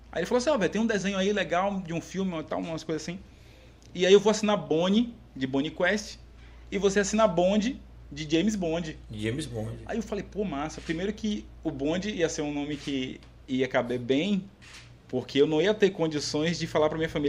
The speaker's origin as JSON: {"language": "Portuguese", "country": "Brazil", "tie": "born or raised there", "said": "Minha família é bem conhecida lá no, no, no, Parque São Paulo. Eu moro aqui no, no Parque São Paulo."}